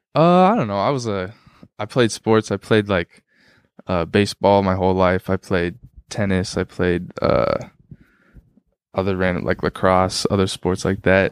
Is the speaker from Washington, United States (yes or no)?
yes; Tacoma, Washington, United States; moved away as an adult; now in Minneapolis, United States; Isaiah Thomas grew up on my street that I grew up on